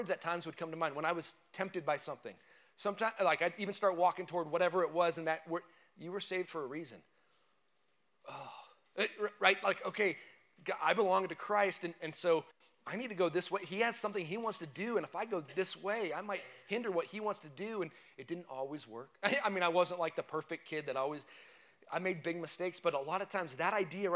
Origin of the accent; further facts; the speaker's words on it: United States; we're not Romans, but we're Americans. We're American citizens